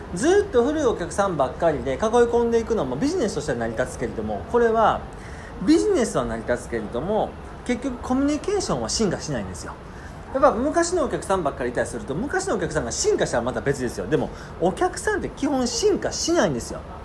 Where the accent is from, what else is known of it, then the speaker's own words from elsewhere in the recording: Kansai, Japan; 僕も関西ですけれども